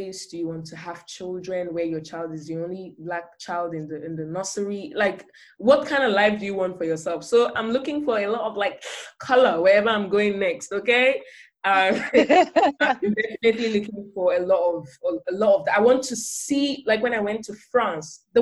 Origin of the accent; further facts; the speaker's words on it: Nigeria; now in Germany; as a Nigerian